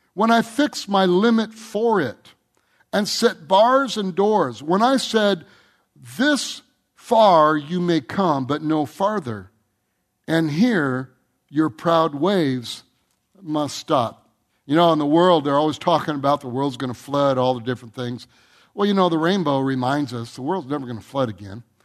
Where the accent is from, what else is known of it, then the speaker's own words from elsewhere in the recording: Michigan, United States; I grew up in Michigan.